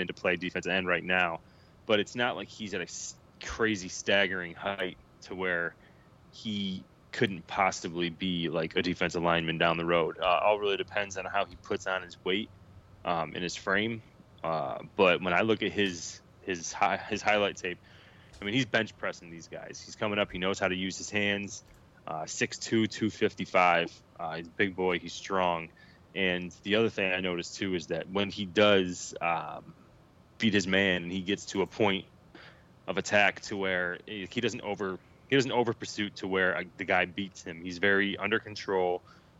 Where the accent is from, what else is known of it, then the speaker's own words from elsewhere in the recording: Syracuse, New York, United States; now in North Carolina, United States; I grew up in Syracuse, and grew up playing football in New York. I live in North Carolina now